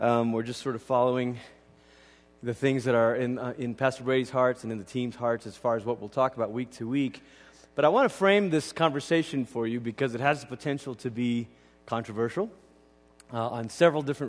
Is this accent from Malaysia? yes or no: yes; Malaysia; moved away; I grew up in Malaysia